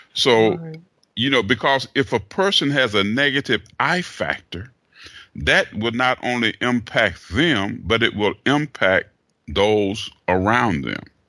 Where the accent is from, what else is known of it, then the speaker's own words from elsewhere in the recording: Chattanooga, Tennessee, United States; moved away as an adult; now in Atlanta, United States; Originally born and raised in Chattanooga, Tennessee.